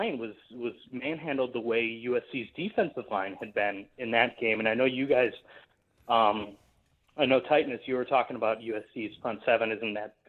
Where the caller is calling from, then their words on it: Canada; I'm calling here from Canada.